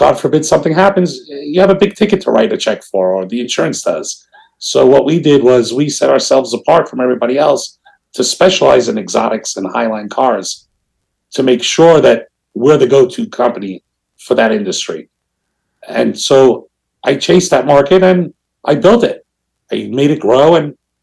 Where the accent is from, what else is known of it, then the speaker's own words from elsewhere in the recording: New York City, New York, United States; now in South Florida, United States; growing up in Brooklyn